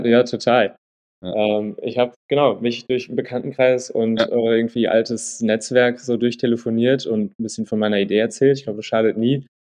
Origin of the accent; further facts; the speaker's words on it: Untertaunus, Hesse, Germany; also born or lived in Wiesbaden; ich bin äh, in Hessen äh, groß geworden, Wiesbaden geboren, mhm. in Untertaunus groß geworden, äh, eine kleine Stadt namens Eckstein